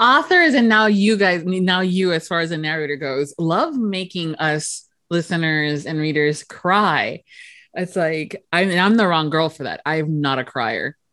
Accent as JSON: {"language": "English", "country": "United States", "said": "myself as an American"}